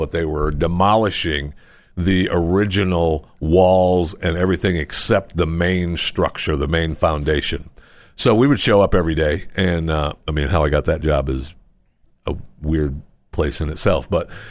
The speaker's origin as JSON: {"language": "English", "region": "Florida", "country": "United States", "said": "I mean, I'm from Florida."}